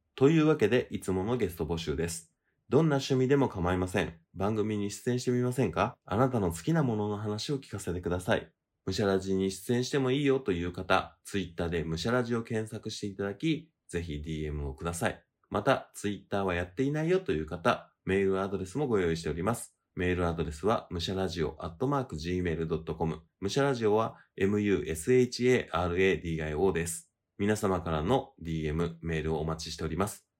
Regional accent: Tokyo, Japan; 日本、東京

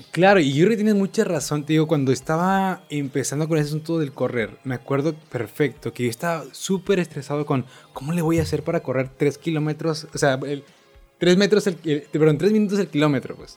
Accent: Monterrey, Nuevo León, Mexico; yo como regio

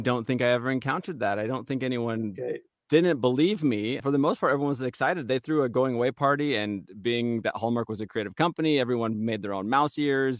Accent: Los Angeles, California, United States; moved away; also born or lived in Kansas City; You got to move to LA, which was home for me

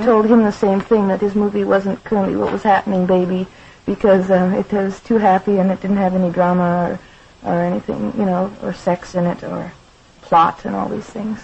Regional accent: Saskatchewan, Canada; moved away as an adult; now in Detroit, United States; I'm very Canadian. You know that I live in the States now.

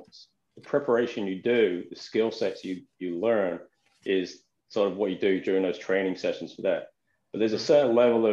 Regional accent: England, United Kingdom; I'm English.

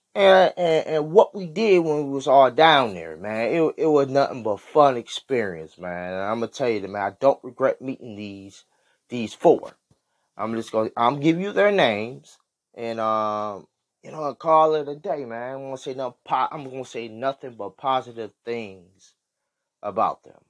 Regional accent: Michigan, United States; I was from, you know, from Michigan.

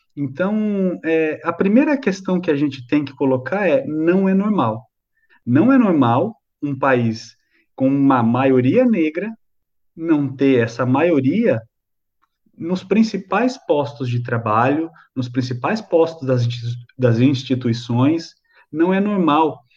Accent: Brazil; nós somos brasileiros

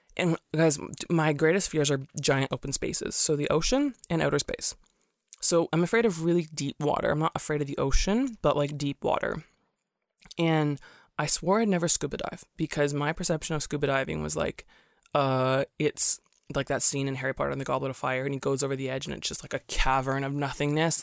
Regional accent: Canada; also born or lived in Singapore; I'm from Canada

